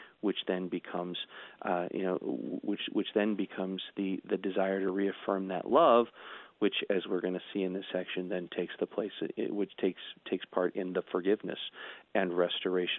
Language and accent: English; United States; us as American Christians